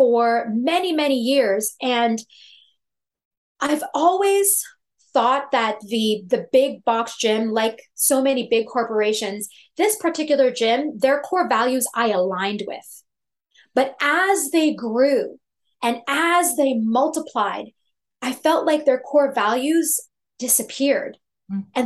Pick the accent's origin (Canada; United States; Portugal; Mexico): Canada; Toronto, Ontario; I'm from Toronto, Canada